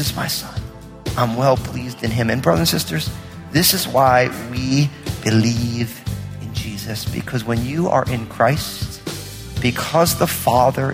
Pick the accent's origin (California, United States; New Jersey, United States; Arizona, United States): New Jersey, United States; I'm from New Jersey